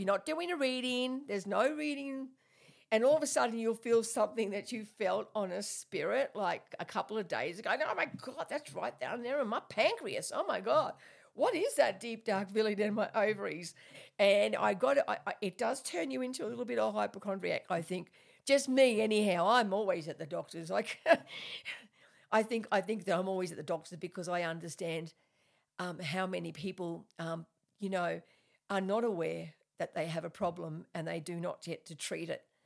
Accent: Australia; I'm Australian, so, and I, you know, I talk a bit weird sometimes

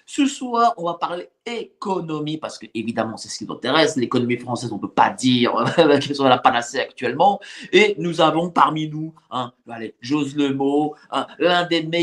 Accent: Paris, Île-de-France, France; moi, je suis parisien et lorsque je marche dans Paris

